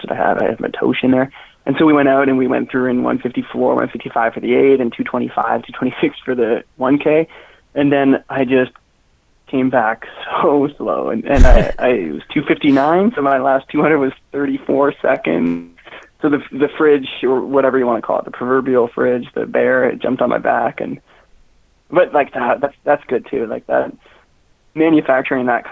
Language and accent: English; Newmarket, Ontario, Canada; I joined Huskies in grade 12 because I was from the Newmarket Aurora area.